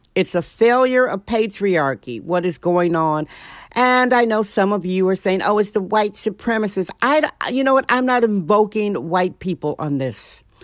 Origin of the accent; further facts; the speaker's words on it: Milwaukee, Wisconsin, United States; now in San Francisco, United States; I'm a girl from Milwaukee, Wisconsin